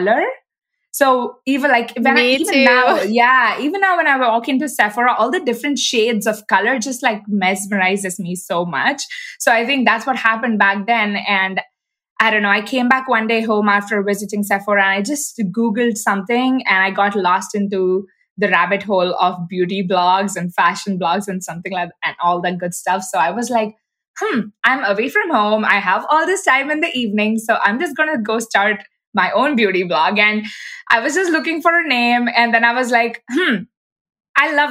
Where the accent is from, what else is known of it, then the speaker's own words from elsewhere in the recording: India; moved away as an adult; also born or lived in Pittsburgh, United States; now in United States; I was born and brought up in India and I moved to the US just about 9 years ago